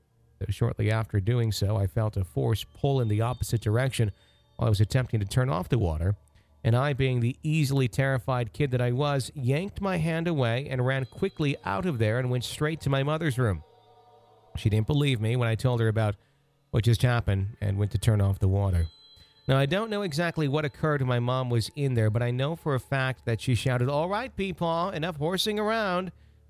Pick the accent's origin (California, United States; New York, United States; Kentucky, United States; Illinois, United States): Kentucky, United States; Louisville; both my mother and I experienced while growing up in Louisville, Kentucky.